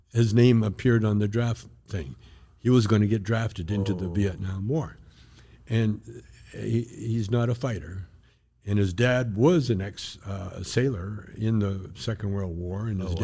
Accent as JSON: {"language": "English", "country": "Canada", "moved": "as an adult", "lives_now": "United States", "said": "I'm Canadian. I got deported from the States to Windsor, Ontario."}